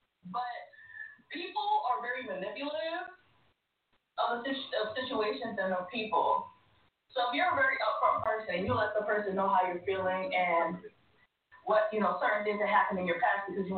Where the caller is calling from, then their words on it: Laurel, Maryland, United States; …, Laurel, Maryland.